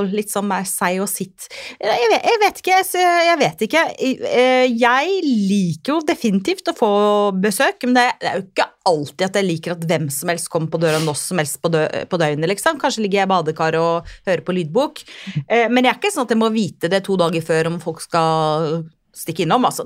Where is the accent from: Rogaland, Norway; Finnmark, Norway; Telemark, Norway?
Finnmark, Norway; now in Southern Norway; jeg er jo finnmarking